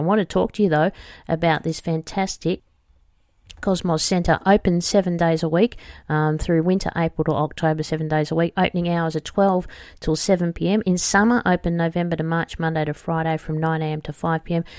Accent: Australia

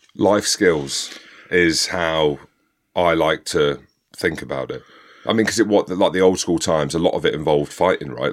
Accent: Coventry, West Midlands, United Kingdom; I'm from Coventry

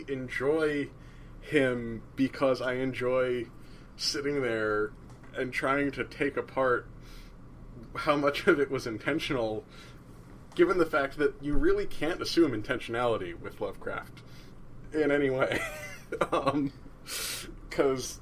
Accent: New Jersey, United States; I'm from New Jersey

